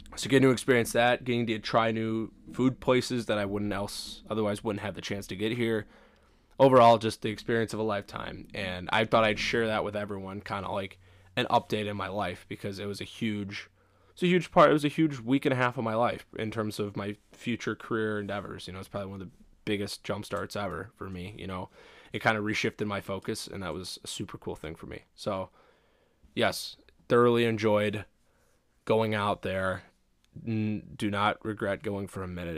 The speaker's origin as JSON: {"language": "English", "area": "Chicago suburbs", "region": "Illinois", "country": "United States", "tie": "born or raised there", "said": "as a kid growing up in the Chicago suburbs, I went to Brookfield Zoo, Lincoln Park Zoo"}